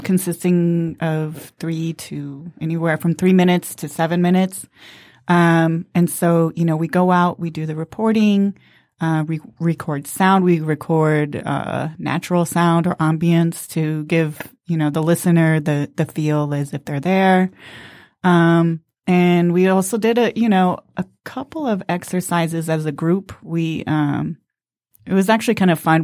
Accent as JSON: {"language": "English", "town": "Los Angeles", "region": "California", "country": "United States", "tie": "born or raised there", "moved": "yes", "lives_now": "Detroit, United States", "said": "I grew up on the West Coast, mostly in Los Angeles"}